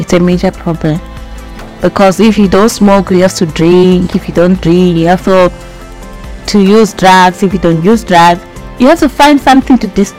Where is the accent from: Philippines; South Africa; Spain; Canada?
South Africa; Soweto, Gauteng; I'm from Soweto.